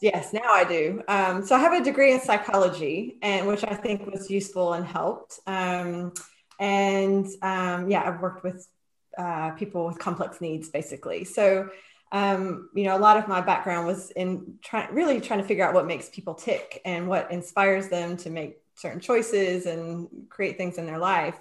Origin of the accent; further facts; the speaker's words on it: North Carolina, United States; now in Edinburgh, United Kingdom; I grew up in North Carolina on the East Coast in the States